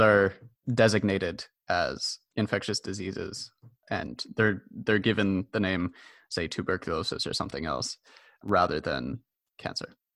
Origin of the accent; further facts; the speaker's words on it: Montreal, Quebec, Canada; also born or lived in Toronto; So I'm a Montreal native, although I was born in Toronto. And I spent most of my education in Montreal.